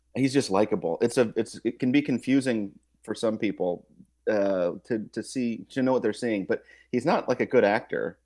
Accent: Kansas City, Missouri, United States; I'm from Kansas City, too

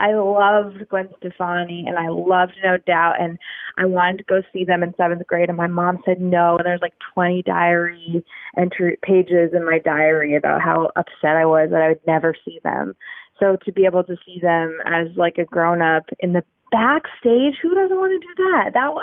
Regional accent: Portland, Oregon, United States; Portland, Oregon. We don't have a football team

